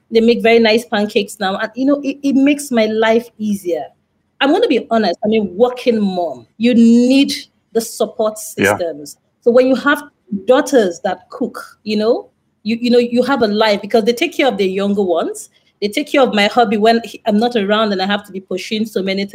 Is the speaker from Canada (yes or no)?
no; Nigeria; also born or lived in northeast Nigeria / western Nigeria; I grew up in Lagos, Nigeria. Well, in different parts of Nigeria, so northeast and western Nigeria, around Nigeria.